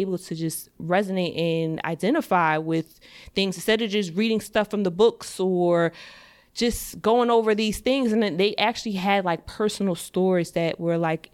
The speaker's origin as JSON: {"language": "English", "town": "Piscataway", "region": "New Jersey", "country": "United States", "said": "I come from Piscataway, New Jersey"}